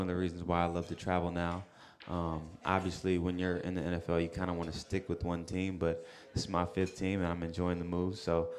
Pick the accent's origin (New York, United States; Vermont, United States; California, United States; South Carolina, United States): South Carolina, United States; also born or lived in Alaska / Texas; I was born in Alaska, lived most of my life in South Carolina, yep.